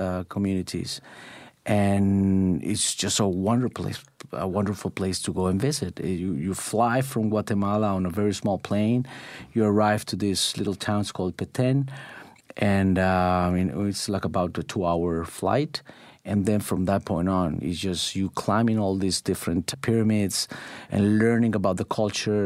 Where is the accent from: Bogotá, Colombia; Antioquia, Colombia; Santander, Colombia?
Antioquia, Colombia; Medellín; moved away as an adult; now in Oakville, Canada; Medellin, which is my hometown.